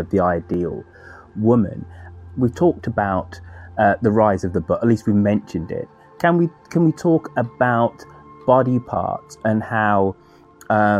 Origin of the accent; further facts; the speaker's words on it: Birmingham, West Midlands, United Kingdom; my hometown of Birmingham in England